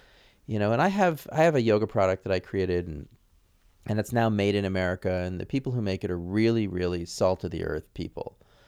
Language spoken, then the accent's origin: English; Santa Fe, New Mexico, United States; also born or lived in New York; I grew up in Santa Fe. So after New York, went to Santa Fe, New Mexico. So as a white kid, I was a minority.